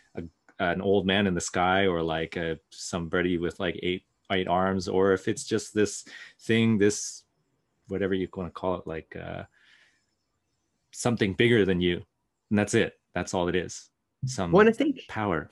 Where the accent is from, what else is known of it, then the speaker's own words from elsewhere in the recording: Pacific Northwest, United States; growing up in the Pacific Northwest